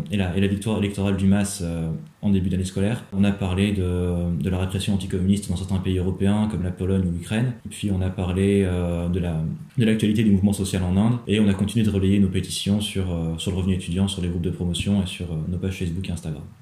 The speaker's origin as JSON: {"language": "French", "town": "Rouen", "region": "Normandy", "country": "France", "said": "je suis originaire de Rouen."}